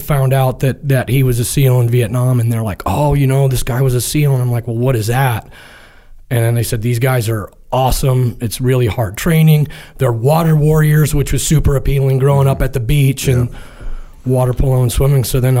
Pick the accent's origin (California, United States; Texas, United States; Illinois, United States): California, United States; San Clemente; My dad was in the Marine Corps, so we moved around a little bit, kind of settled down up in San Clemente here in Orange County. Grew up up there, swam, played water polo, did that through high school